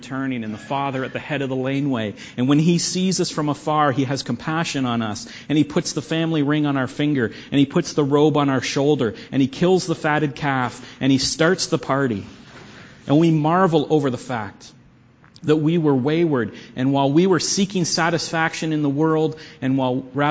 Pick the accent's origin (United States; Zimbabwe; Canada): Canada; we're Canadians. And that we're Christians. We're Canadian Christians